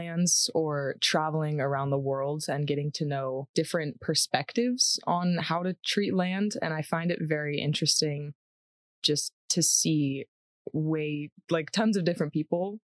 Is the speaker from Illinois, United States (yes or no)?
no; San Diego, California, United States; moved away as an adult; now in Colorado, United States; I'm from San Diego, California